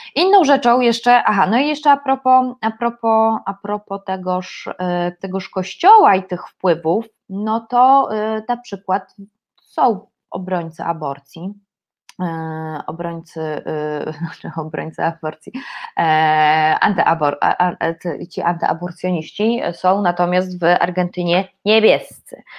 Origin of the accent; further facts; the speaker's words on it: Poland; jestem z Polski